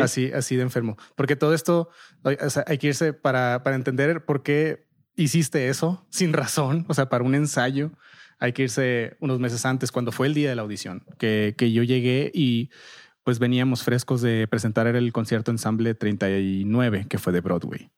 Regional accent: Nogales, Sonora, Mexico; moved away as an adult; also born or lived in Monterrey / Boston; Yo soy de Nogales, Sonora

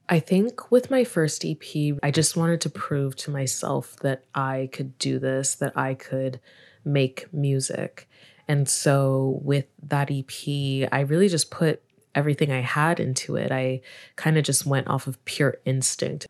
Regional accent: Montreal, Quebec, Canada; also born or lived in Nigeria; now in Toronto, Canada; I was born in Nigeria, but I grew up in Montreal

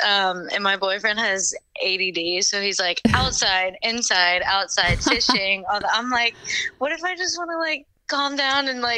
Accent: Texas, United States; We're actually in Texas, near Houston.

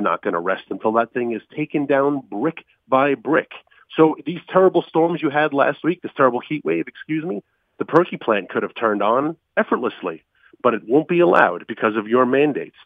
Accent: New York, United States; moved away; My home state of New York, even though I haven't lived there in thirty-some odd years, um, but my parents are still there

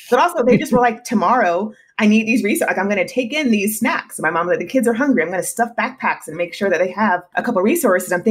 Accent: South Carolina, United States; also born or lived in Germany; I was born in Germany and I've lived uh, in quite a few states, but my parents are in South Carolina. So that's where I went to high

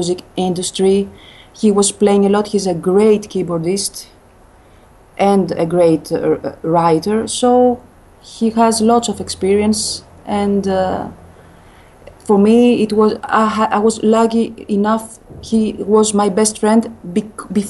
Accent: France; first language Greek; English is a second language; also born or lived in Greece; now in Athens, Greece; Greek is my, I'm a native speaker. But also French is almost my mother tongue because I lived in France since I was a kid.

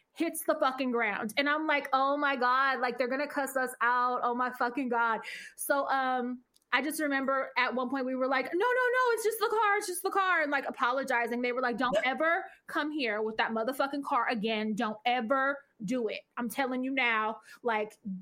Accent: Richmond, California, United States; I'm from Richmond

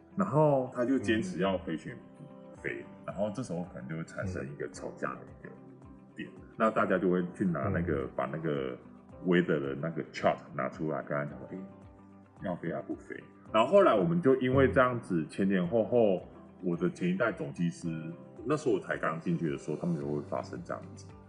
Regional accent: Taiwan; 然后我台湾人嘛，

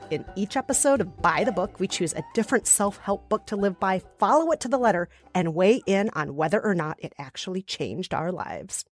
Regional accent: Minnesota, United States; Minnesota, my home state

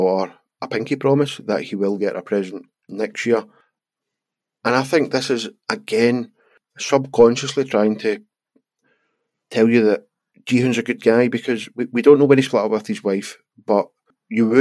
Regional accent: Scotland, United Kingdom; We are Scottish

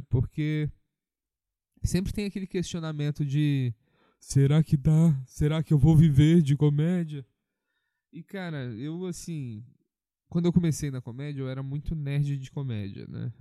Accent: Minas Gerais, Brazil; eu sou mineiro

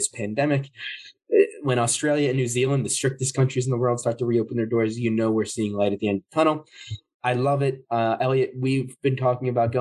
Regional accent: New Jersey, United States; in New Jersey. And so this is my home state

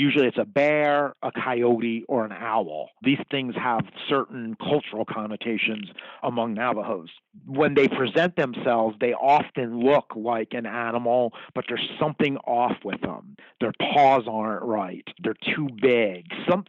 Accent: New Jersey, United States; now in Kansas City, United States; I'm an Irish kid from Jersey.

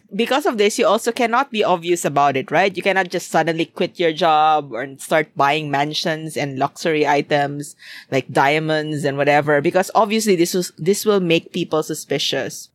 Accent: Philippines; moved away; what I kind of remember from back in my hometown.

